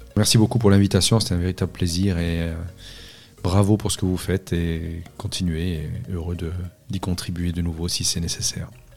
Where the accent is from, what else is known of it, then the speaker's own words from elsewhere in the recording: Corsica, France; Je suis né en Corse et grandi en Corse